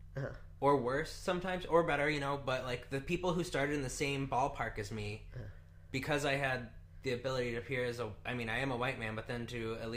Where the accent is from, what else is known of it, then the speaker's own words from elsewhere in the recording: Northwest Indiana, United States; growing up in Northwest Indiana